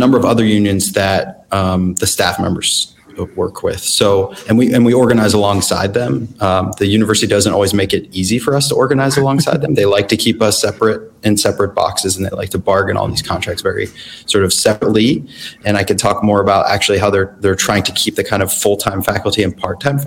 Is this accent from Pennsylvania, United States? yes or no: yes; Pittsburgh, Pennsylvania, United States; moved away; I'm originally from Pittsburgh.